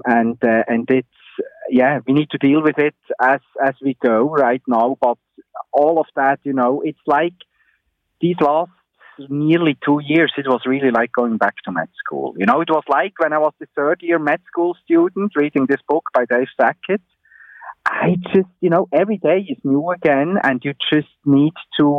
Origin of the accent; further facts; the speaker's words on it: Switzerland; moved away as an adult; also born or lived in Bern; now in Ontario, Canada; I grew up in Switzerland